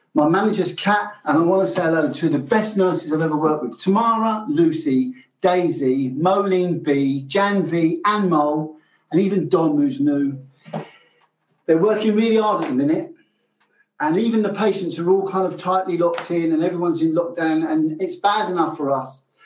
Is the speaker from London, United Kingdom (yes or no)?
yes; London, United Kingdom; I grew up in London. I grew up in London in the Irish community